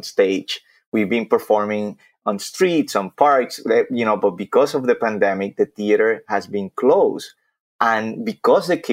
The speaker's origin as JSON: {"language": "English", "town": "Vega Baja", "country": "Puerto Rico", "tie": "born or raised there", "second_language": "English", "moved": "as an adult", "said": "When I was in third grade back in my homeland, Vega Baja, Puerto Rico, my hometown"}